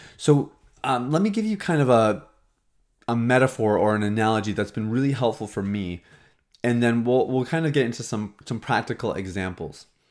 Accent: Saskatchewan, Canada; now in Toronto, Canada; I grew up in Saskatchewan, and even when I lived there

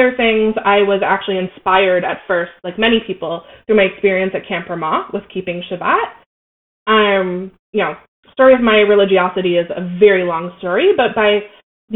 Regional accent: Jacksonville, Florida, United States; moved away; I am from Jacksonville, Florida, which is North Florida

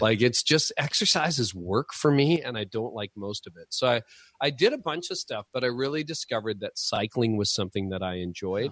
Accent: Canada; being Canadian

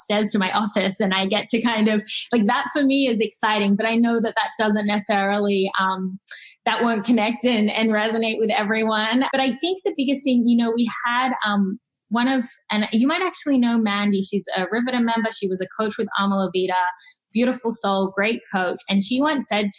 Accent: Sydney, New South Wales, Australia; moved away as an adult; now in Seattle, United States; I grew up in Australia

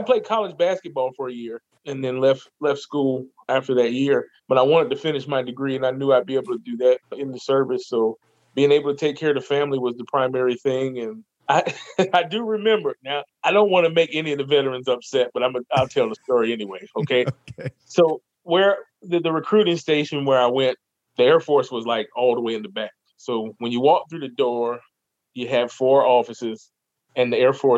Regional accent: Fayetteville, North Carolina, United States; I was born and raised in Fayetteville, North Carolina, military

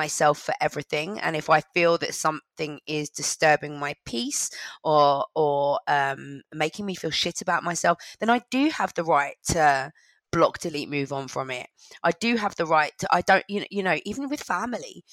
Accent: London, United Kingdom; I grew up in London

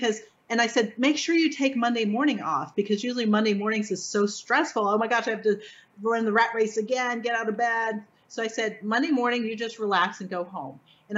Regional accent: Florida, United States; Go to Cedar Key, which is really easy, close to my hometown. It's an hour away.

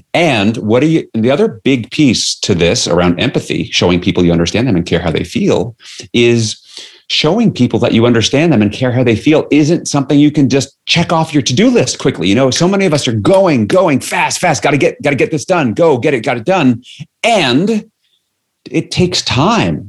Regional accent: New York City, New York, United States; I grew up in New York City

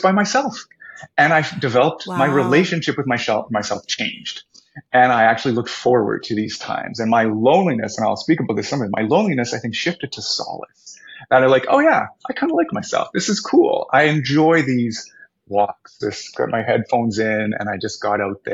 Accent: Winnipeg, Manitoba, Canada; I'm from Winnipeg

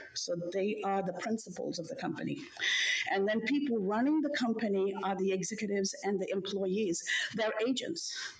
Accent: Sri Lanka; now in Chicago, United States; I come from Sri Lanka, from South Asia. My parents worked in jobs where they retired.

